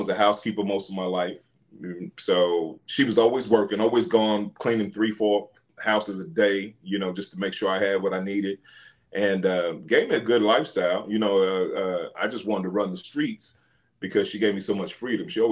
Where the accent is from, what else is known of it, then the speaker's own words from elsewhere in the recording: Tulsa, Oklahoma, United States; And 3 months later, moved to Tulsa, Oklahoma. So I was raised in Tulsa, Oklahoma